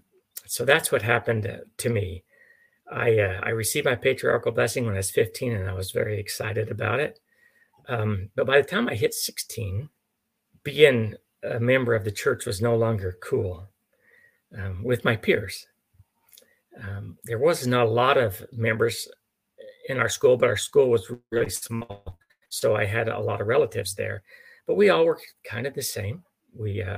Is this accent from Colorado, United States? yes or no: yes; Mancos, Colorado, United States; now in Oklahoma, United States; I grew up in Mancos, Colorado, which is the southwestern corner around Durango